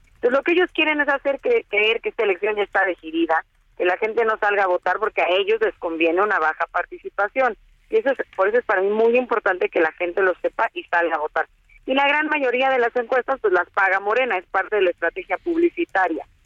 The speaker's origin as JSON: {"language": "Spanish", "region": "State of Mexico", "country": "Mexico", "said": "Todos los mexiquenses tenemos, lo he dicho siempre, somos mexicanos dos veces"}